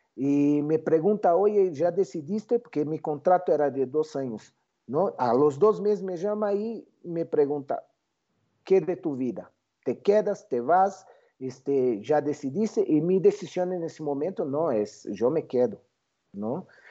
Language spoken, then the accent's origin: Spanish; São Paulo, Brazil; moved away as an adult; now in Mexico; Yo yo nací en Brasil, São Paulo, ¿no? Eh, eh, cuando tenía 30 años, la empresa en que trabajaba, que se llama Boris Systems, decidió abrir en México